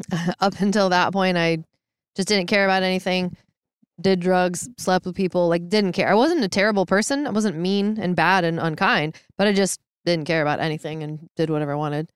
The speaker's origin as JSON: {"language": "English", "town": "Issaquah", "region": "Washington", "country": "United States", "tie": "born or raised there", "said": "I grew up in Seattle area, south of Seattle in Maple Valley slash Hobart slash Issaquah."}